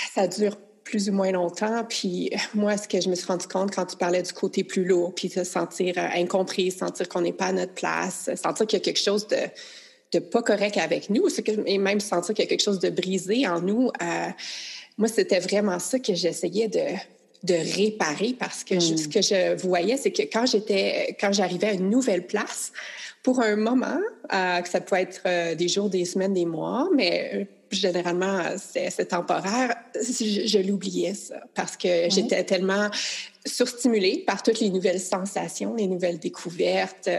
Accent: Quebec, Canada; je suis canadienne, je suis québécoise, ma langue est ici, ma culture est ici

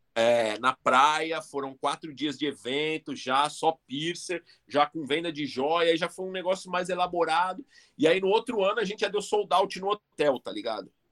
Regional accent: Brazil; a gente é brasileiro, é foda aqui.

